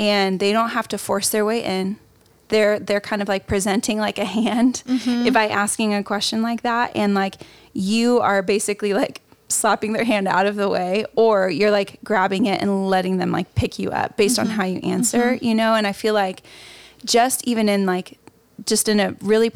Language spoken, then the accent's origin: English; the Midwest, Indiana, United States; now in California, United States; I'm from the Midwest. So everything was happening in Indiana. I'm out here in California